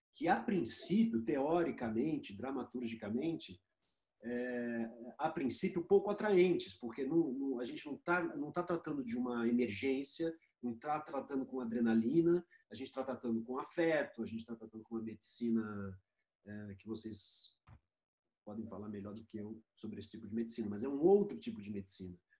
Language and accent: Portuguese; Brazil; como brasileiro, como cidadão brasileiro